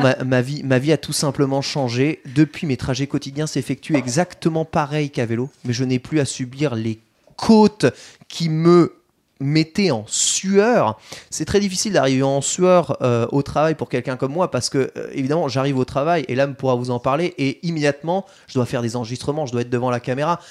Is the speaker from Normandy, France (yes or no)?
no; countryside around Troyes, Grand Est, France; now in Paris, France; là où j'ai grandi, en campagne troyenne